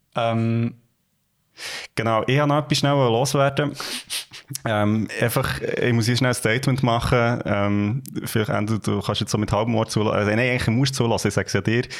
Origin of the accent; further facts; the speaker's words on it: Gürbetal, Bern, Switzerland; wir kommen ja beide aus dem Gürbental und das ist äh, ja. It's Home